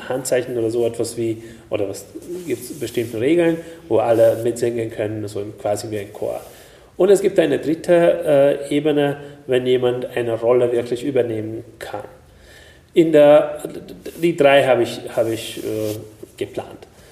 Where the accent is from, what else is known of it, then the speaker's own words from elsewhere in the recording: Hungary; German is a second language; moved away; ich bin in Ungarn geboren